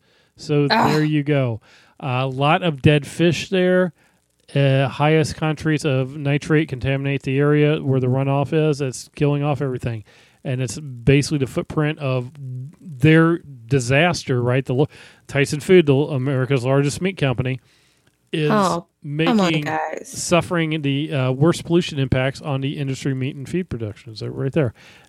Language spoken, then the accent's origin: English; Florida, United States; I'm from Florida.